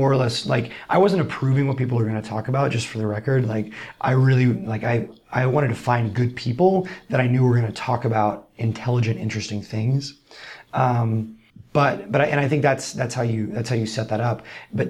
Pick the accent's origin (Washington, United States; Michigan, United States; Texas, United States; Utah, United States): Texas, United States; Austin; I'm from Austin. … right? Ha ha. Thanks, Mom.